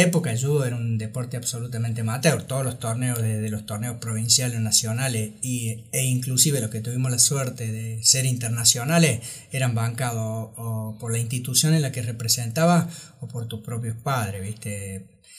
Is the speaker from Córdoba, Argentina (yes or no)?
yes; Córdoba, Argentina; Yo estudié la primaria y la secundaria ya en las escuelas pías de Barrio General Paz